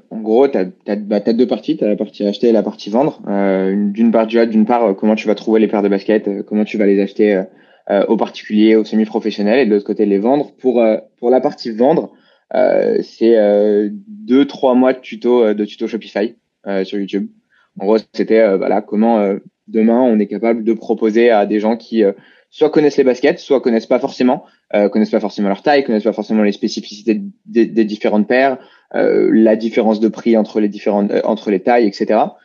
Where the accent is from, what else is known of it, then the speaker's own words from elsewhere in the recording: Paris region, Île-de-France, France; on a grandi bah, à Panama, en région parisienne, euh, euh, tous les deux